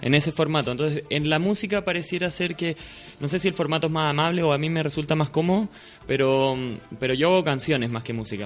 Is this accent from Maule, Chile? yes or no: yes; Talca, Maule, Chile; now in Santiago, Chile; yo soy de Talca